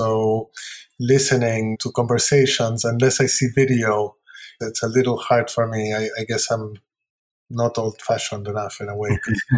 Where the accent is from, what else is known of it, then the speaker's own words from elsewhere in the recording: Lima, Peru; now in United States; I've been living here longer than I have in Peru.